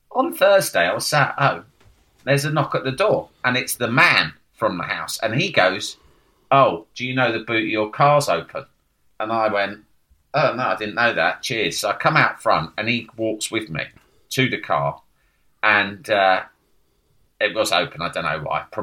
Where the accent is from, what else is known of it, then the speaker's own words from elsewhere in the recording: United Kingdom; again, being really British about it, and I should have said, fuck off.